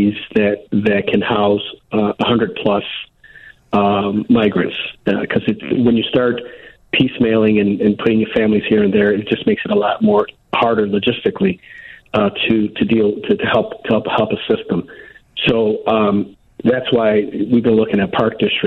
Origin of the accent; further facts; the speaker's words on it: Chicago, Illinois, United States; I grew up in Chicago Housing Authority as a kid for the first 8 years of my life